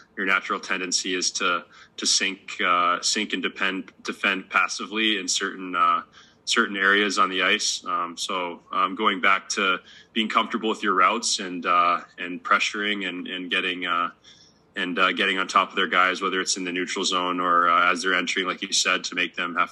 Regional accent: Columbus, Ohio, United States; moved away; Columbus, my hometown, and see my family

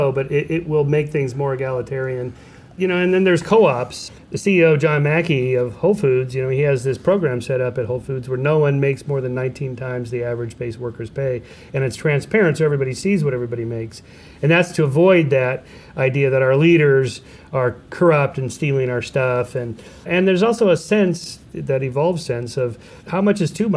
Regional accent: California, United States; as a Californian who only ever drives anywhere

